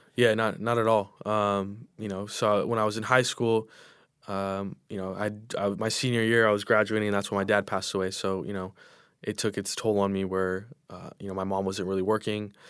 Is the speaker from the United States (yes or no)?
yes; Inland Empire, California, United States; growing up in the Inland Empire